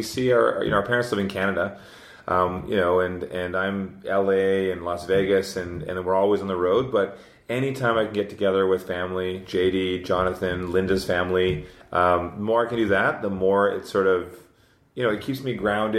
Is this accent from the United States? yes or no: no; Scotland, United Kingdom; I'm Scottish.